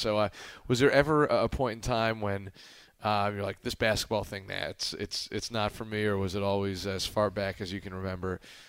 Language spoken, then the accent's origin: English; Philadelphia, Pennsylvania, United States; I was born in Philadelphia